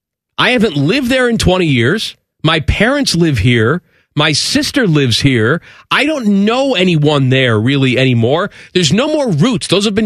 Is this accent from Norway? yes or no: no; Chicago, Illinois, United States; moved away